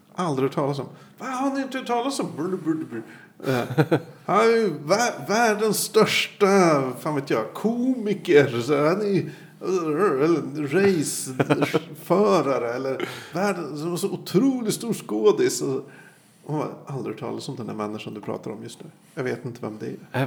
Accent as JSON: {"language": "Swedish", "country": "Sweden", "tie": "born or raised there", "said": "jag växte upp på Söderhöjden, ett jävla gettoområde."}